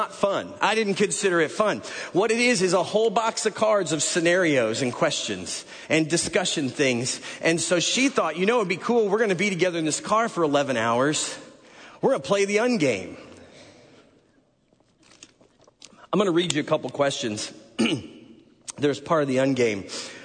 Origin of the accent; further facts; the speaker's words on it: Chicago suburbs, Illinois, United States; moved away; also born or lived in Nashville; I'm from the Chicago suburbs